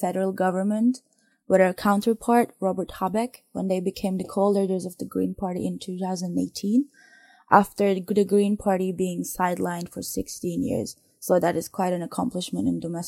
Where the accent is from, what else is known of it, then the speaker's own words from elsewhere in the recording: Turkey; I am from Turkey